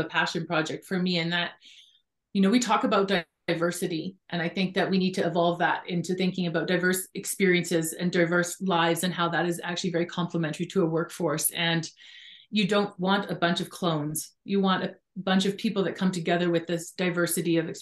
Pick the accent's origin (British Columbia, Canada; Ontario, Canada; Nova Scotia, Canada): British Columbia, Canada; I grew up in British Columbia